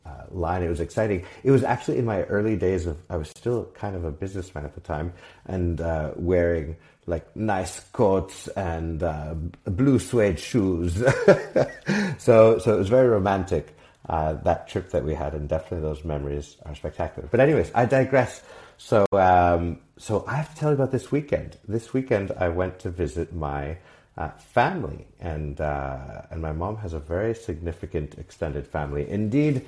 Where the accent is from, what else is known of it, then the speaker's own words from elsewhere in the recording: Montreal, Quebec, Canada; now in Mexico; I'm half Mexican, half Canadian, born and raised in Montreal